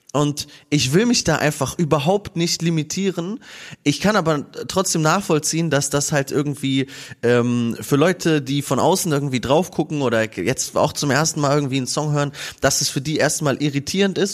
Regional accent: Kassel, Hesse, Germany; wir spielen Shows in Kassel, zwei Festivals in meiner Heimat

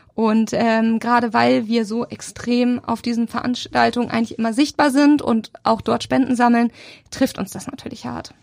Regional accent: Sommerland, Schleswig-Holstein, Germany; also born or lived in Elmshorn; now in Hamburg, Germany; ich tatsächlich bin gar nicht so richtig gebürtige Elmshornerin, sondern bin total auf dem Dorf aufgewachsen

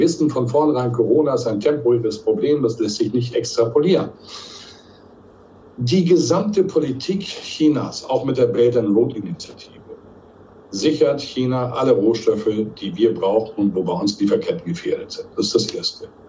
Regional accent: Hamburg, Germany; Also ich betone, ich bin ja Hanseat, ich komme ja aus Hamburg

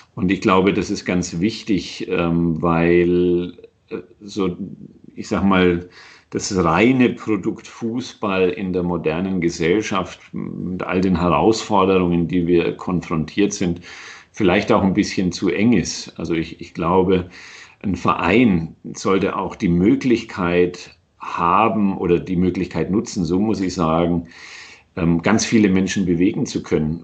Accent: Nuremberg, Bavaria, Germany; moved away as an adult; also born or lived in Cologne / United States; in meiner Heimatstadt gelandet bin oder in diesem kleinen Vorort äh, daneben

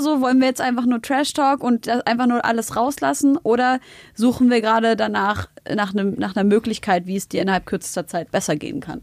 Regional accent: Germany; ich bin in Deutschland geboren

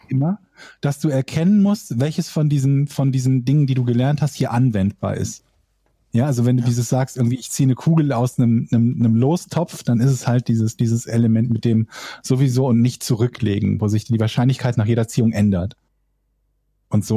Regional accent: Willich, North Rhine-Westphalia, Germany; In der Stadt, wo ich herkomme

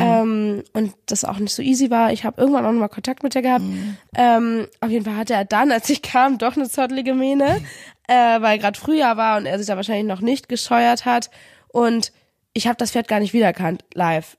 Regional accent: Kiel, Schleswig-Holstein, Germany; moved away as an adult; also born or lived in Paderborn; zurück in meine Heimatstadt nach Kiel gezogen

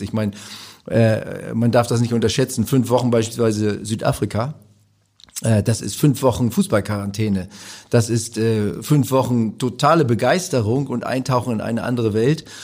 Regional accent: Büdelsdorf, Schleswig-Holstein, Germany; moved away; also born or lived in Rendsburg / Kiel; ich bin gebürtiger Rendsburger in Büdelsdorf groß geworden

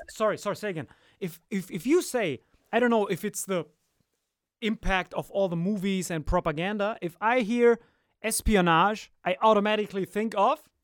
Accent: Morocco; I'm like from Morocco

